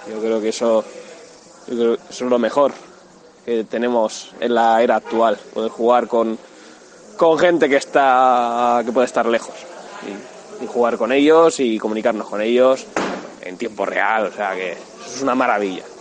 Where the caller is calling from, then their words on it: Madrid, Community of Madrid, Spain; Hola Gamelx ¿qué tal? … de Madrid y me encanta vuestro podcast.